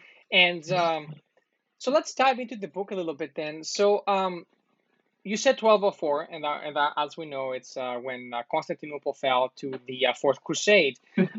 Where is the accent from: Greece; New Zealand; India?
Greece; because I'm also from Greece.